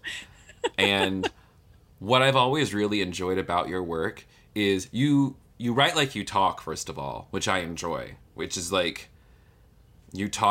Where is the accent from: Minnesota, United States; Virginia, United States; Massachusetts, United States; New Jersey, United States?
Virginia, United States; Williamsburg; moved away; I'm originally from Williamsburg, Virginia. I grew up in the 757